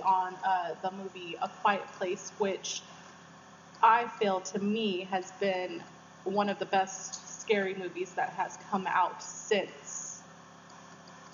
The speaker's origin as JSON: {"language": "English", "town": "San Diego", "region": "California", "country": "United States", "tie": "born or raised there", "said": "I was born and raised in San Diego."}